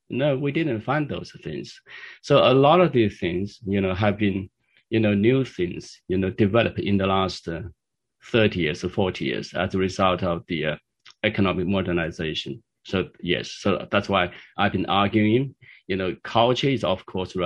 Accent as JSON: {"language": "English", "country": "China", "tie": "born or raised there", "said": "I grew up in mainland China, and my parents grew up in China"}